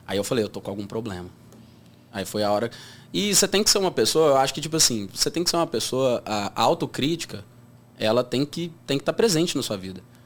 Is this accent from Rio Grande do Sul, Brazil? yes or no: no; Uberlândia, Minas Gerais, Brazil; sou de Uberlândia